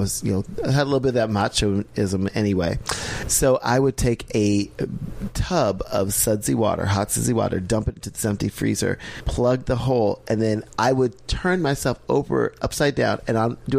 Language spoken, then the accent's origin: English; Iowa, United States; I was born and raised in Iowa